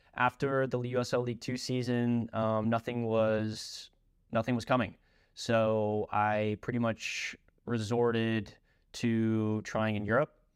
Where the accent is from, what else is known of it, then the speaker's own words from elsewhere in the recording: Louisville, Kentucky, United States; also born or lived in Lexington, Kentucky / Loretto, Pennsylvania; I am originally from Louisville, Kentucky. Spent my youth days at a, a local all-boys high school, Saint X